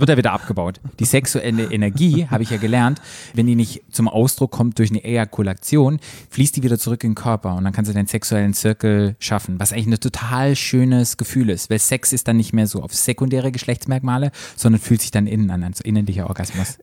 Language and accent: German; Black Forest, Baden-Württemberg, Germany; bei uns im Schwarzwald